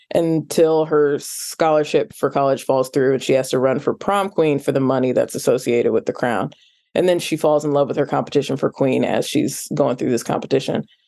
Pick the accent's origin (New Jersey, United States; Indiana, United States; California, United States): Indiana, United States; Indianapolis; growing up in Indianapolis, which is rural adjacent